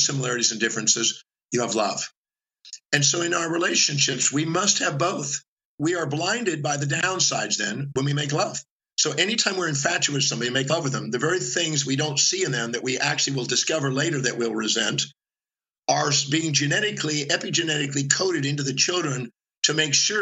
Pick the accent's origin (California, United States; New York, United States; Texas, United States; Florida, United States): Texas, United States; Houston; also born or lived in Richmond, Texas; I made it through elementary school with the help of those three kids and a couple other ones. And then I moved from Houston, Texas to Richmond, Texas